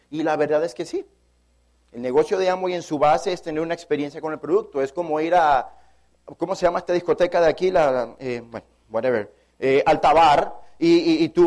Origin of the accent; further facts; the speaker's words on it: Panama; moved away; Para mí es un honor como panameño estar en mi país. Yo tenía tres años de no venir a mi país. Me he encontrado una ciudad de Panamá evolucionada